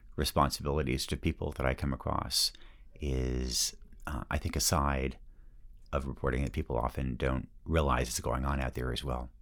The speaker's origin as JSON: {"language": "English", "town": "Yamhill", "region": "Oregon", "country": "United States", "tie": "born or raised there", "moved": "yes", "said": "my hometown has been, uh, pretty brutally hit by lost working class jobs"}